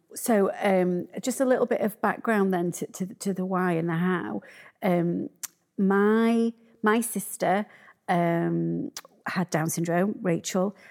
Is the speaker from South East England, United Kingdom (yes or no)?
no; Sheffield, Yorkshire and the Humber, United Kingdom; I'm from Sheffield